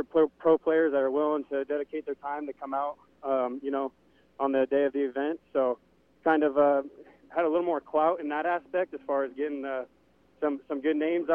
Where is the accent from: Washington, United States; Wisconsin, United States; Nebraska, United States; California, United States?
California, United States; Upland; my hometown, Upland here.